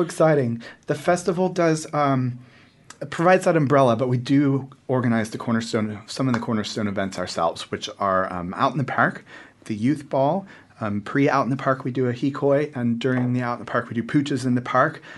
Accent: just north of San Francisco, California, United States; moved away as an adult; now in Wellington, New Zealand; I grew up in California, so we're, we're fairly liberal. Um, we're fairly open. I'm from just north of San Francisco, you know, Greater North Bay.

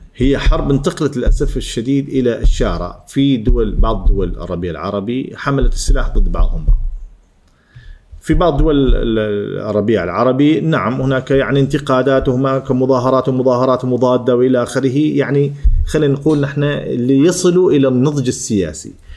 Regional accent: Oman; اني اعلامي عماني

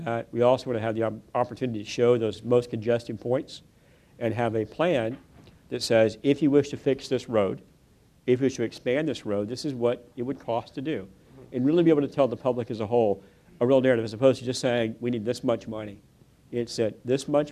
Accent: West Texas, United States; I grew up in West Texas

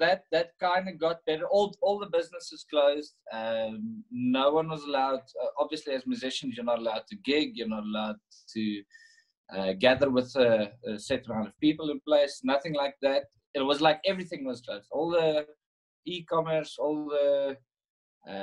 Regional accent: South Africa; as a South African

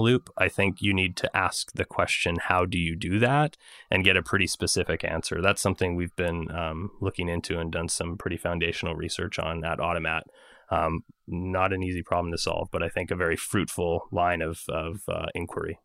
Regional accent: Montreal, Quebec, Canada; my hometown of montreal

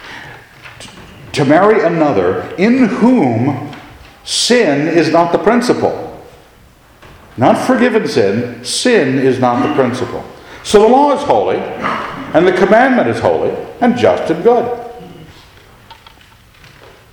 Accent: United States; I'm an American

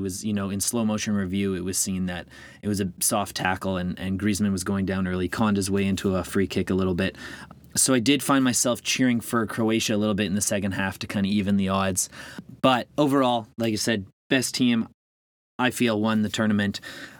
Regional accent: Canada; also born or lived in Northern Ireland; You know, me being Canadian and Northern Irish, neither of my teams have qualified for a World Cup in my lifetime.

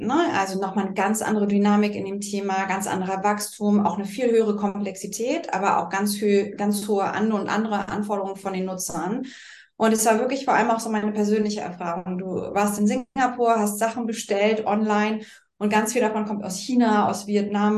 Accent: Berlin, Germany; heute in meiner Heimat Berlin, tatsächlich bei mir im Homeoffice.

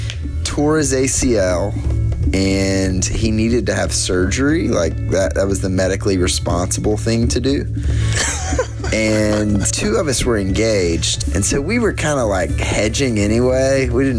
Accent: Blytheville, Arkansas, United States; moved away as an adult; also born or lived in Mississippi Delta / Jackson, Tennessee; I'm a Delta kid, as in the Southeast United States. I grew up in a little town called Blytheville, Arkansas.

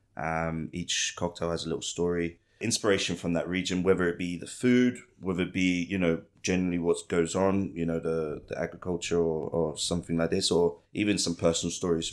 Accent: Ipswich, East of England, United Kingdom; also born or lived in London; now in Bangkok, Thailand; Ipswich, my hometown

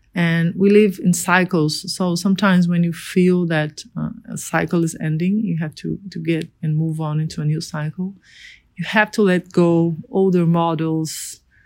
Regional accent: Rio de Janeiro, Brazil; I'm a designer from Brazil, born in Rio de Janeiro

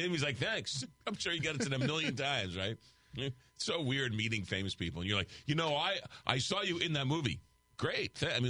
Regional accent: Huntington, New York, United States; growing up in Long Island on, was it 25A, Northern Boulevard, way out there

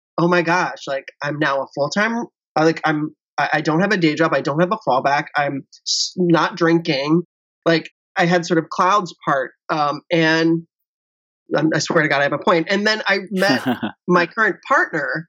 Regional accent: Cincinnati, Ohio, United States; moved away as an adult; I grew up in Cincinnati, Ohio, which is a very conservative place

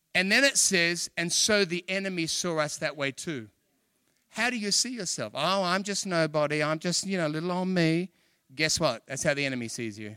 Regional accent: Australia; I'm from Australia.

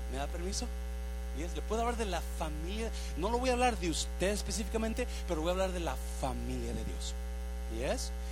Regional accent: Mexico; moved away as an adult; now in United States; Cuando yo me vine de México para Estados Unidos, mi plan era llegar aquí un año y regresar a casarme con mi novia que tenía aquel tiempo.

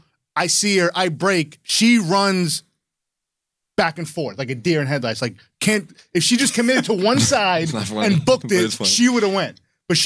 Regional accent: the Poconos, Pennsylvania, United States; I grew up in the Poconos, right?

